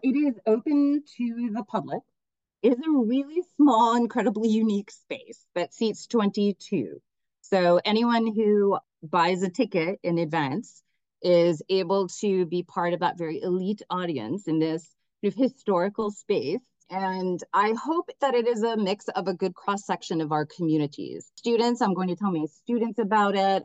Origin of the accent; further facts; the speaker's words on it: Miami, Florida, United States; moved away as an adult; also born or lived in New York; I come from a Cuban American family. I grew up in Miami.